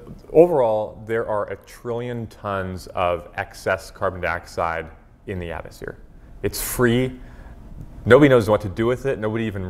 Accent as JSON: {"language": "English", "region": "Hawaii", "country": "United States", "tie": "born or raised there", "said": "my parents are oil painters, and so growing up in Hawaii, they would kind of, you know, drag me out to go painting with them."}